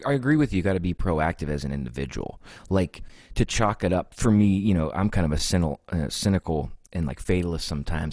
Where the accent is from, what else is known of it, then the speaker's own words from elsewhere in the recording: United States; also born or lived in Texas / Pennsylvania; I was born in Texas, but I was raised in Ohio and Pennsylvania split.